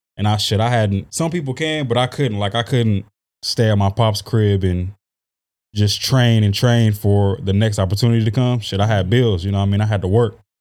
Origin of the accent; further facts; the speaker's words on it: San Diego, California, United States; also born or lived in Arlington, Texas / Oklahoma / Arkansas; I grew up here. I was in a, I went to Valencia